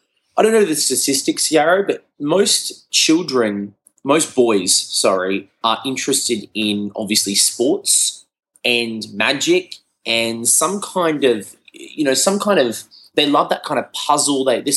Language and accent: English; Brisbane, Queensland, Australia; So mum's from Australia. Dad's from Sri Lanka, and then I was born in Australia.